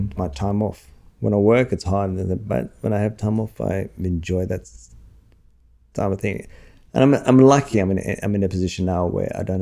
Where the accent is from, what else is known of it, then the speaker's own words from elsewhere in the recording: Australia; also born or lived in London; coming from Australia, working over there